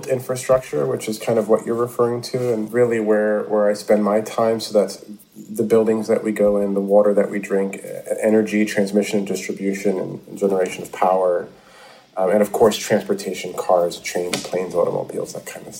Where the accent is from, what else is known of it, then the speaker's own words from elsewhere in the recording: New York City, New York, United States; a kid growing up in the Bronx